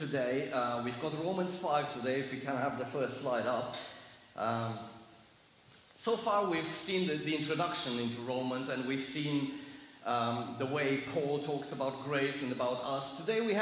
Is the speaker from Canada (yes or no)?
no; Germany; accent: heavy German; English is a second language; moved away; Please excuse my heavy accent. It's not East European, it's German.